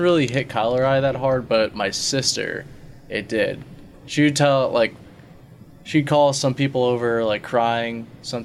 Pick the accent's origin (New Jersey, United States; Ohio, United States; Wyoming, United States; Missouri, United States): New Jersey, United States; also born or lived in California; when I moved from California to New Jersey, back when I was like 8